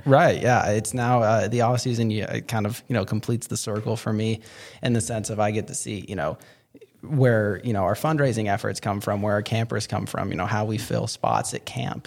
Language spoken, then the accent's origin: English; Fort Worth, Texas, United States; I'm from Fort Worth